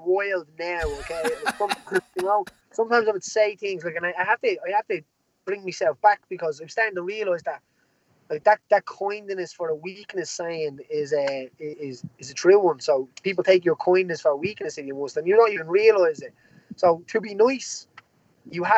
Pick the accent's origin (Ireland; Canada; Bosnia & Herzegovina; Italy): Ireland; Dublin, Leinster; I come from a place called Jobstown in Dublin, which would be a social housing estate